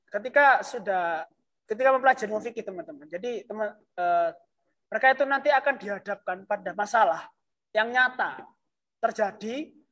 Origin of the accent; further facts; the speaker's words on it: East Java, Indonesia; daerah di rumah saya di desa saya